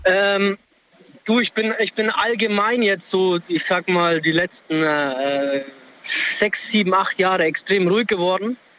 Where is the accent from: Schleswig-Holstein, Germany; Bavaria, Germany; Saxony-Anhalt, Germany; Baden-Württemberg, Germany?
Bavaria, Germany; near Würzburg; now in Homburg, Germany; Ich komm, äh, ursprünglich aus der Nähe von Würzburg